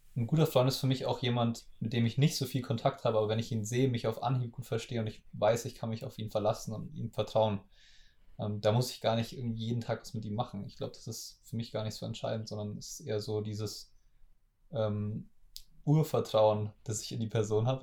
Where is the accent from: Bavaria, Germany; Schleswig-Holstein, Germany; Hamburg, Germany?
Bavaria, Germany; school in Munich from age ten; viel Zeit zu Hause bei mir im Dorf oder so verbracht habe ähm, als Kind. Ich bin halt, ich bin mit zehn nach München in die Schule gewechselt